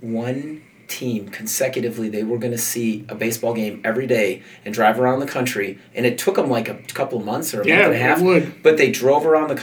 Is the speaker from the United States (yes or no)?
yes; Chicago, Illinois, United States; I grew up in Chicago